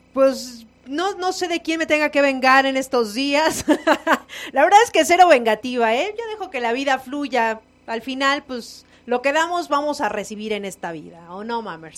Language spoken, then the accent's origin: Spanish; Mexico; nos caracteriza a los mexicanos